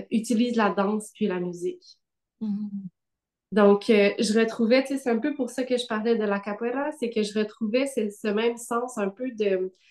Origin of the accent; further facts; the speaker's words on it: Gatineau, Quebec, Canada; also born or lived in Ottawa; moi, je suis née euh, au Québec, à Ottawa, mais bon, j'ai grandi, euh, j'ai grandi à Gatineau.